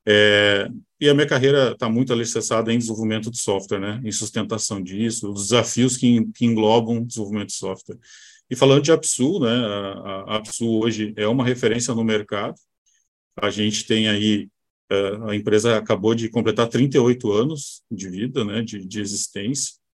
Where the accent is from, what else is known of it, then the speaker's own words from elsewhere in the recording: Caçapava do Sul, Rio Grande do Sul, Brazil; Sou, sou gaúcho, né? sou aqui. Sou do interior do estado, do Rio Grande do Sul